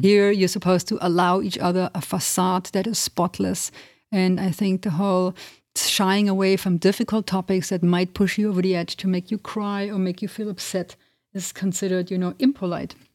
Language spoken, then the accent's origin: English; Germany; moved away as an adult; also born or lived in Transylvania, Romania (family origin); now in United States; I grew up in Germany, but with a family coming from Transylvania, which is in Romania